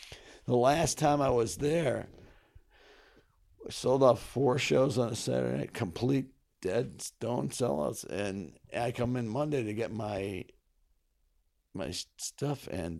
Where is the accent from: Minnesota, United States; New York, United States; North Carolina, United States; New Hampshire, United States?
New York, United States; North Syracuse; born or raised there; also born or lived in Kingston, United States